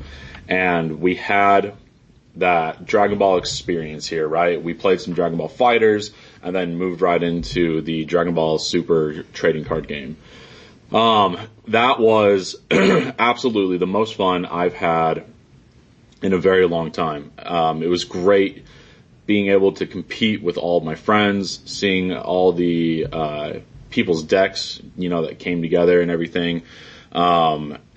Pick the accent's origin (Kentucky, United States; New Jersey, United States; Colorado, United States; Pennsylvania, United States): Colorado, United States; Grand Junction; moved away as an adult; also born or lived in Cedar City, Utah; now in St. George, United States; I did spend most of my life in Grand Junction, Colorado